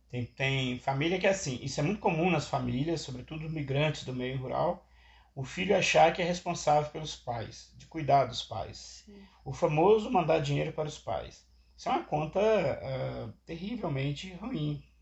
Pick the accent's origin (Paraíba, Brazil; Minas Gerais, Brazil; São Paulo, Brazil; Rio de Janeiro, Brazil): Minas Gerais, Brazil; Aí eu sou de uma região, do estado de Minas Gerais, que as pessoas migram para os Estados Unidos